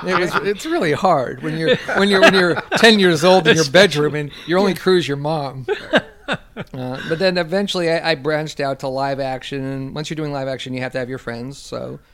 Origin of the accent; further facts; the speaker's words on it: Los Angeles, California, United States; I grew up in West L.A.